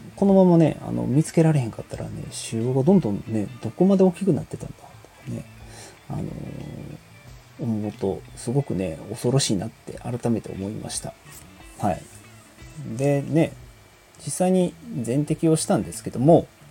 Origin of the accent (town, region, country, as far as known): Kansai, Japan